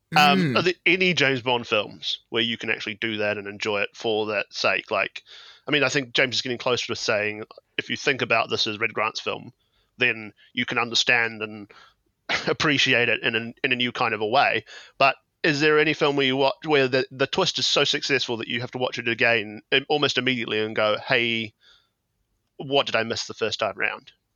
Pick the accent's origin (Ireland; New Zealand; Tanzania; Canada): New Zealand; I'm from New Zealand, in case the accent hasn't clued you to that one already.